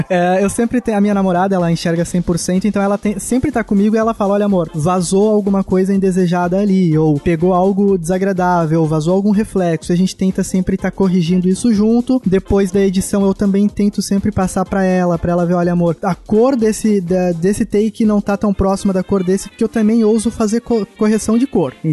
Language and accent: Portuguese; São Paulo, Brazil; now in Blumenau, Brazil; eu sou natural de São Paulo, mas eu moro em Santa Cataralha. Moro em Santa, Santa Catarina, cara. Blumenau.